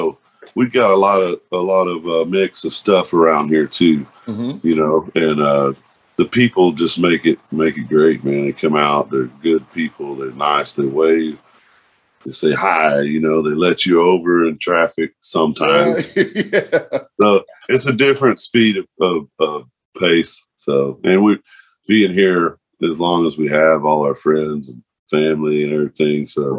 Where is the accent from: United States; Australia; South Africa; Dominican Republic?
United States; Fort Worth, Texas; Both of us right here, born and bred on chicken fried steaks and illegal weed.